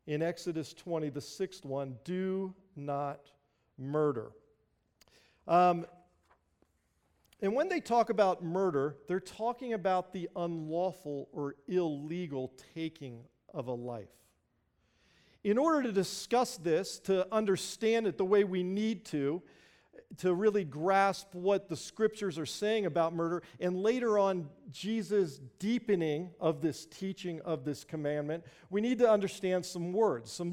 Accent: Springfield, Virginia, United States; growing up in Northern Virginia, just outside of Washington, D.C., a little town called Springfield

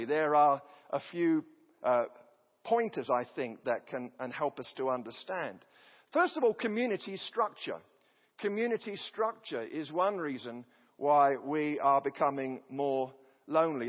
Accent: an English village, England, United Kingdom; now in United States; The village that I come from, which has about 500 people, it's clustered together. There was a lord of the manor

